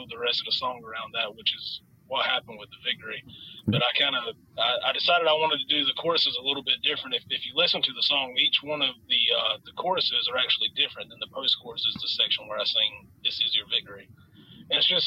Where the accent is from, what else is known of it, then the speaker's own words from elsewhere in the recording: Jacksonville, North Carolina, United States; We are from Jacksonville, North Carolina